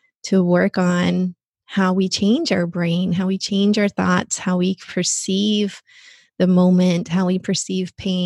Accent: Texas, United States; moved away; I'm from Texas originally.

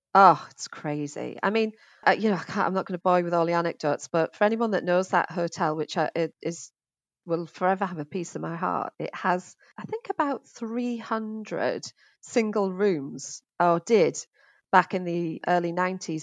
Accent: Middlesbrough, North East England, United Kingdom; now in Finchley, United Kingdom; as you can probably tell from my accents, I'm, uh, originally from the northeast of England, Middlesbrough

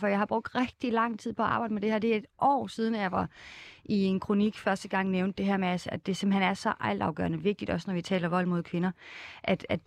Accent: Odense, Southern Denmark, Denmark; Odense, hvor jeg kommer fra

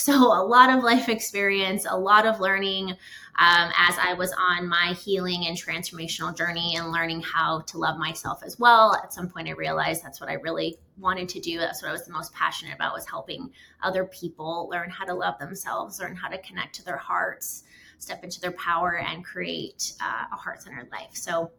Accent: Canada; a short version of a little bit about me is I am originally from Canada. A lot of people don't know that.

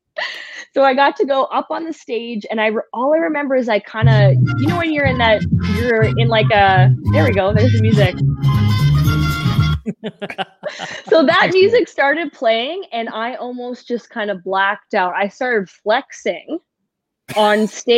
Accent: Saskatchewan, Canada; I'm from Saskatchewan

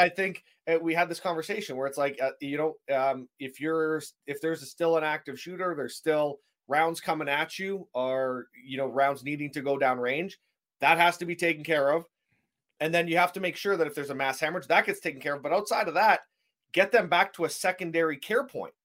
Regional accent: Canada; I'm a Canadian

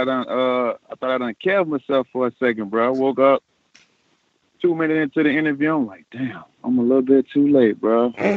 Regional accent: Coral Springs, Florida, United States; I'm a South Florida boy, man. I'm from Broward.

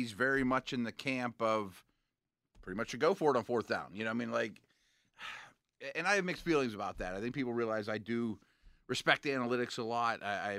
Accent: Dayton, Ohio, United States; born there; How about that? I was born in Dayton.

